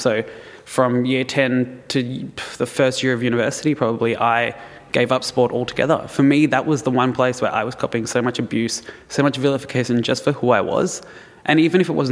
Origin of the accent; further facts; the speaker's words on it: Melbourne, Victoria, Australia; I grew up in Melbourne, pretty affluent suburb, went to a fairly good Roman Catholic school